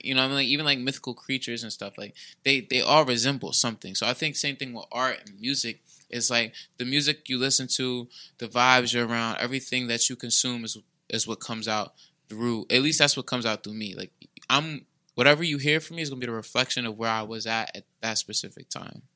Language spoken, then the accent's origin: English; New Jersey, United States; moved away; I came from South Jersey. I came up here